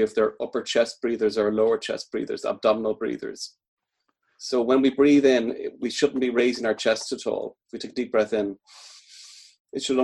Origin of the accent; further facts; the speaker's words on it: Dublin, Leinster, Ireland; moved away as an adult; also born or lived in Midlands, Ireland; now in Galway, Ireland; I'm from Dublin originally, but I've been in the Midlands for about 15 years and then Galway now about 11 years.